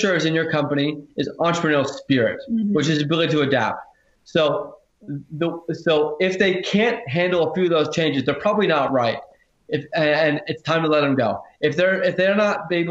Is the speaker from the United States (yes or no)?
yes; Silicon Valley, California, United States; also born or lived in Hawaii; now in Australia; I'm originally from Silicon Valley, which is the United States, and originally born in Hawaii, then moved to Silicon Valley